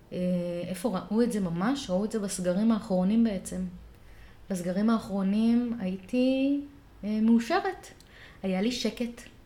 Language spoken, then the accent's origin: Hebrew; Rishon LeZion, Central District, Israel; שנות ה-שמונים, בראשון לציון